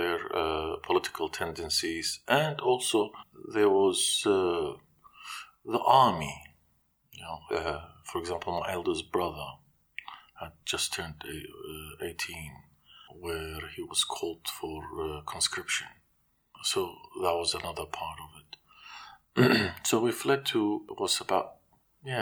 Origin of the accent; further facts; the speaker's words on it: Kirkuk, Kirkuk Governorate, Iraq; moved away; also born or lived in Baghdad, Iraq / Iran; born and raised in Kirkuk, and then Deir al-Komane. In 86, we fled Iraq.